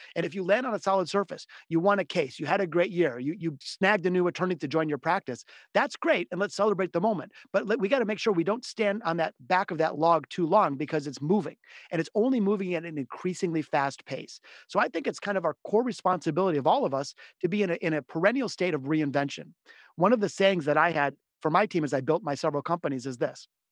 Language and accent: English; Detroit, Michigan, United States; I'm from the city of Detroit. I was born here in Detroit, as were my parents and grandparents